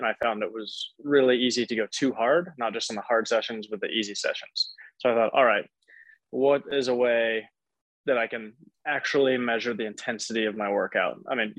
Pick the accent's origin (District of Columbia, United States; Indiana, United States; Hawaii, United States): Indiana, United States; Indianapolis; moved away as an adult; also born or lived in Boulder, Colorado; now in Louisville, Colorado, United States; I'm 26 years old. I'm from Indianapolis, Indiana originally. I moved out to Colorado at about age 18